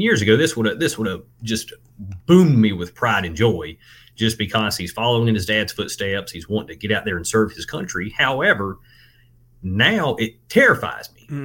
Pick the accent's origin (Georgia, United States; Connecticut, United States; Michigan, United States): Georgia, United States; I am from Georgia, raised in Georgia, graduated a little rural high school here in Georgia in Colquitt County.